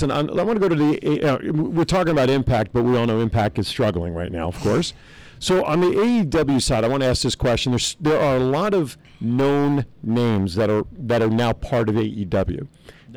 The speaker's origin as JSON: {"language": "English", "region": "New Jersey", "country": "United States", "accent": "East Coast", "said": "I'm from Jersey. What do I know about accents and speaking? It's my East Coast accent."}